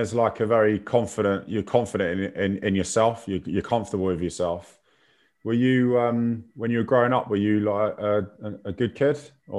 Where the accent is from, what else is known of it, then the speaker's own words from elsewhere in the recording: Kingston upon Thames, London, United Kingdom; also born or lived in Parsons Green, London; I grew up in Kingston. That's where I'm from.